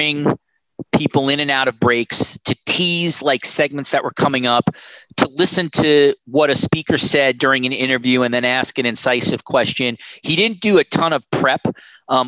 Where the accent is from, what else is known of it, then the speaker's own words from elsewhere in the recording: United States; moved away as an adult; also born or lived in Canada; as an American